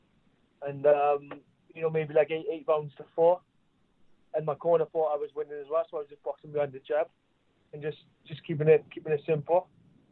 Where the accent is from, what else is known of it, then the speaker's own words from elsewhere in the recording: Cardiff, Wales, United Kingdom; being in my hometown